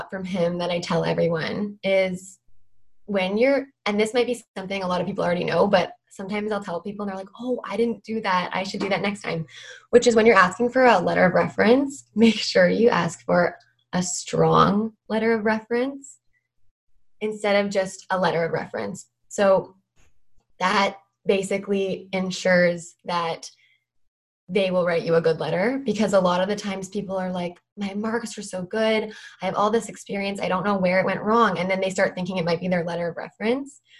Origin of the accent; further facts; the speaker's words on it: Vancouver, British Columbia, Canada; I am from Vancouver, British Columbia, Canada.